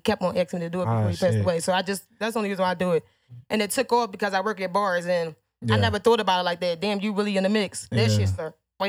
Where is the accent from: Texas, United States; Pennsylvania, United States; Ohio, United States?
Pennsylvania, United States; Philadelphia; I'm from Philly.